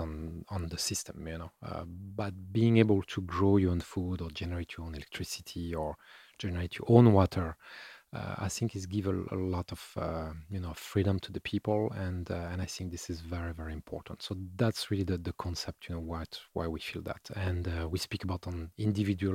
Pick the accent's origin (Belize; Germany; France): France; I'm from France